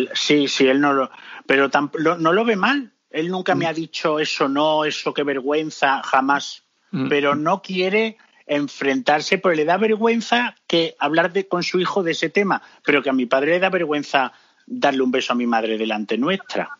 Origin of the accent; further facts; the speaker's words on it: Córdoba, Andalusia, Spain; moved away as an adult; now in London, United Kingdom; en mi Córdoba hay dos